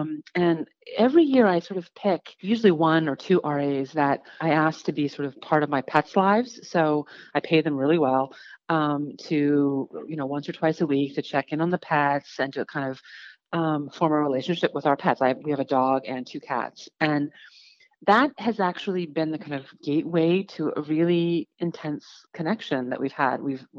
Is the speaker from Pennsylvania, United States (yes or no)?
no; New York, United States; doing tours that I would never, even like touristy things that I never did as a New Yorker